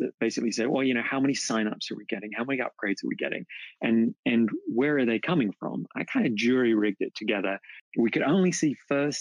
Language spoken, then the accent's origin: English; England, United Kingdom; now in Oklahoma City, United States; I'm from England, but live in Oklahoma City.